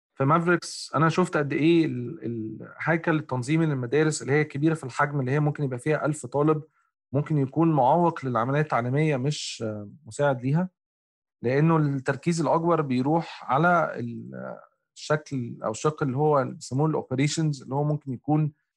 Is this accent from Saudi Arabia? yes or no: no; Egypt; انا كمصري افريقي